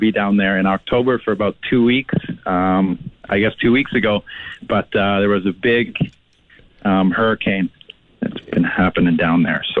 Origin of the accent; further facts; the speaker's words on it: Regina, Saskatchewan, Canada; also born or lived in San Francisco Bay Area; I grew up in Regina, I'm a North of Dewdney kid.